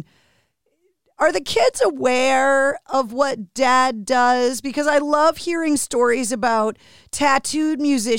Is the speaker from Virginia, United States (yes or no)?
no; Boston, Massachusetts, United States; I was born and raised in Boston.